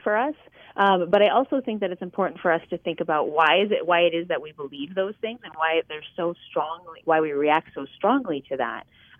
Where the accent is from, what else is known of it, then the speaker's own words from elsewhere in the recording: Midwest, United States; I'm a Midwesterner